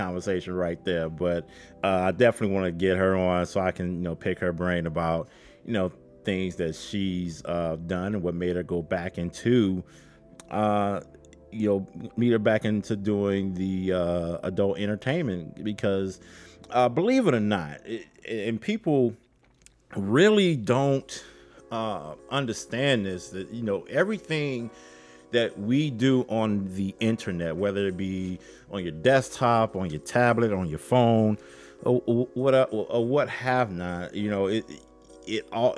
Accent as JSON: {"language": "English", "town": "Chicago", "region": "Illinois", "country": "United States", "said": "I am from Chicago. I do this show from Chicago"}